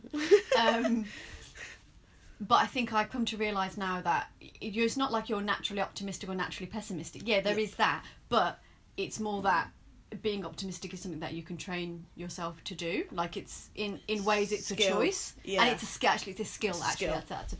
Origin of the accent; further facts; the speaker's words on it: Solihull, West Midlands, United Kingdom; moved away as an adult; also born or lived in Birmingham; I'm from Birmingham. Well, Solihull